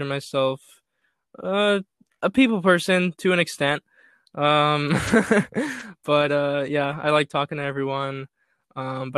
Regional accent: Orange County, California, United States; I'm from Orange County

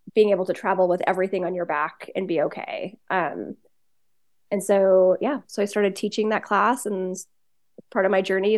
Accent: Washington, United States; born or raised there; also born or lived in Southern California; now in Bend, United States

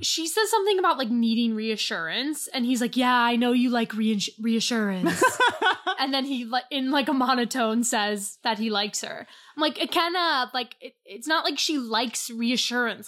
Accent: United States; I'm American

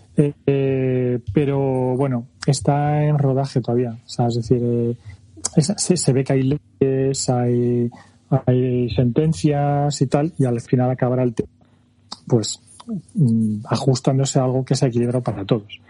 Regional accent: France; moved away; Yo nací en Francia y tengo nacionalidad

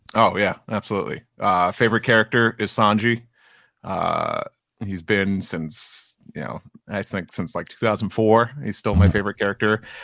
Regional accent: New York City, New York, United States; as a New Yorker too

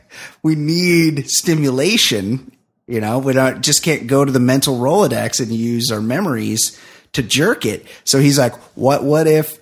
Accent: Texas, United States; Like, oh, it's because I'm from Brazos County in South Texas.

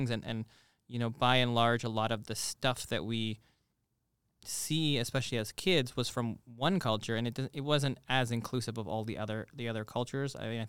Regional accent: Toronto, Ontario, Canada; Now, I think I have a kind of unique upbringing in that I come from Toronto

